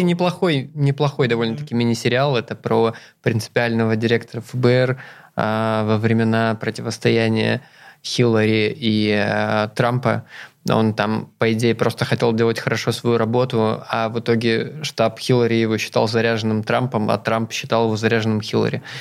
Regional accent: Zeya, Amur Oblast, Russia; moved away; я же вырос в Зее, это на тот момент там что-то в районе 30 тысяч человек жили

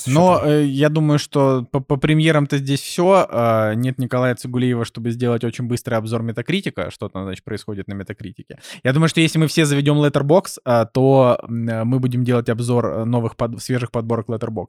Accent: Russia; я на это смотрю не как обиженный россиянин

